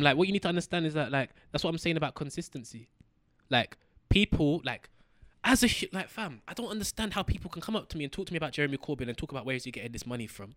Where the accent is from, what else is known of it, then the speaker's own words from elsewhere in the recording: London, United Kingdom; As a young black youth running, growing up in London